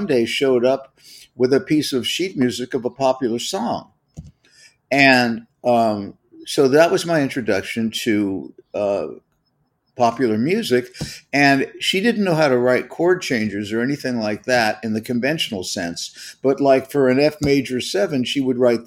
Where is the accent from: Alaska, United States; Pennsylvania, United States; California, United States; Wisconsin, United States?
California, United States; Los Angeles; I'm from the Los Angeles area. The first house that I lived in was in Studio City.